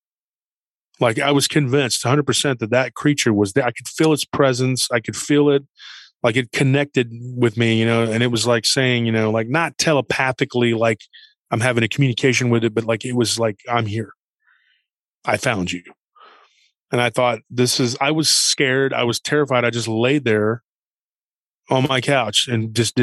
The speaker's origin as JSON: {"language": "English", "town": "Taylor", "region": "Texas", "country": "United States", "tie": "born or raised there", "said": "here in Central Texas and around my hometown"}